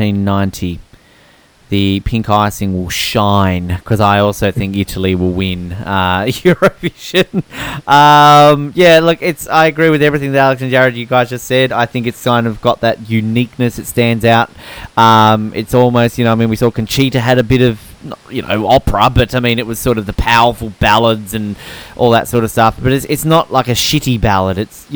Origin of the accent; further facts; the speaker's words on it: New Zealand; Oh, yes, I'm New Zealander too.